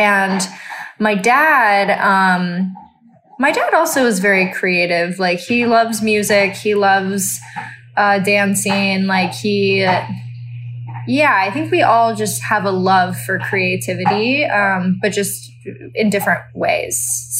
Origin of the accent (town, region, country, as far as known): Texas, United States